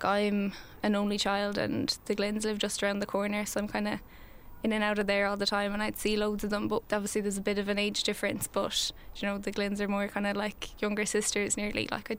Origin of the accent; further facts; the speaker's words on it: Galway, Connacht, Ireland; I'm 23 and I'm from Galway